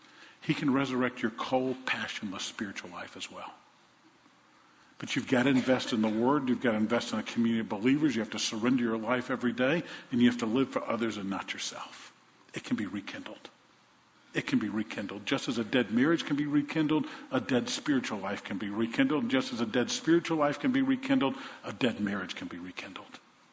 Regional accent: Oregon, United States; And I came from Oregon, and I came down here, and I really don't know anybody

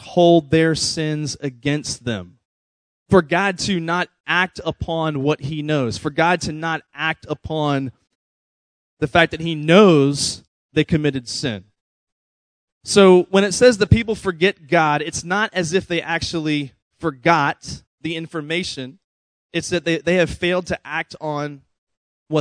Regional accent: Virginia, United States; moved away; we grew up in Virginia where it's actually cold sometimes

